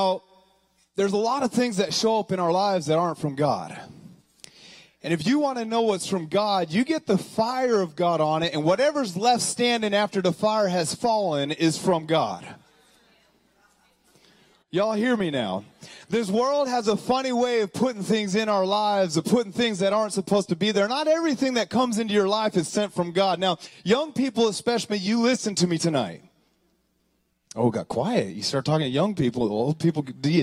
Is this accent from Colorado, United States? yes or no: yes; Colorado, United States; moved away; I'm from Colorado.